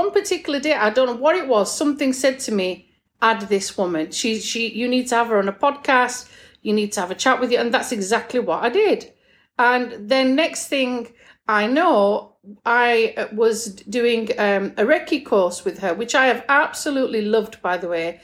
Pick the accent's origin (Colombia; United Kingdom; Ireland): United Kingdom; England; moved away; we're both from England.